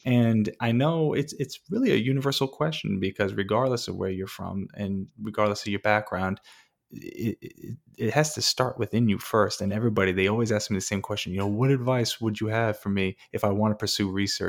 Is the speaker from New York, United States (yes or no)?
yes; Wantagh, New York, United States; I'm from Long Island and I grew up right next to Jones Beach in Wantagh, and that's where I grew up.